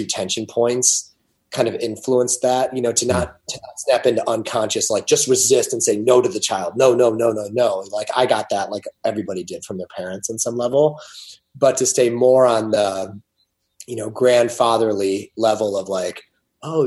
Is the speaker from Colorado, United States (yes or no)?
no; Ohio, United States; I was raised in Ohio.